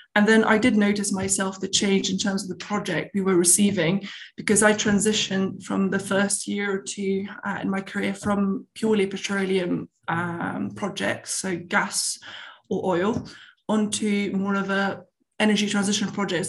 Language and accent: English; Tunisia; born or raised there; moved away